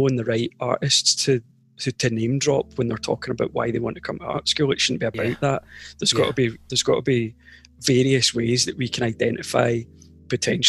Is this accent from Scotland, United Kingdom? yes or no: yes; Scotland, United Kingdom; I'm a very, very aware of the privilege of like growing up in Scotland